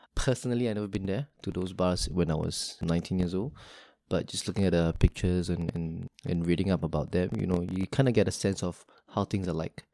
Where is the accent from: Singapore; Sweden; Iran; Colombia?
Singapore